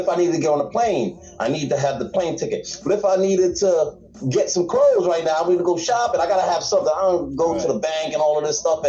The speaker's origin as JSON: {"language": "English", "town": "Staten Island", "region": "New York", "country": "United States", "tie": "born or raised there", "also_born_or_lived": "Antigua", "said": "So I'm from a third world country, and then we moved to the hood, which is Park Hill."}